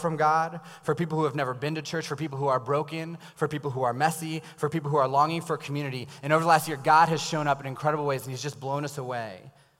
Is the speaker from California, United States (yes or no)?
no; Loudoun County, Virginia, United States; also born or lived in Tennessee / Maryland; now in Frederick, United States; I grew up in Loudoun County. I lived in Tennessee for 6 years.